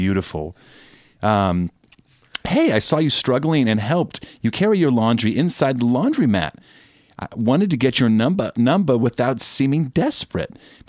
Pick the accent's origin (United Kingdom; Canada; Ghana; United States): United Kingdom; Yeah, Joyce, I'm British.